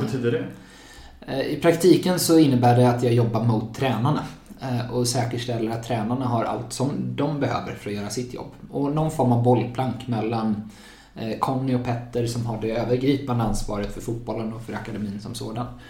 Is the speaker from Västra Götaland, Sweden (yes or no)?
yes; Gothenburg, Västra Götaland, Sweden; moved away as an adult; now in Uppsala, Sweden; jag är från Göteborg från början och flyttade hit för två och ett halvt år sedan ungefär för att plugga juridik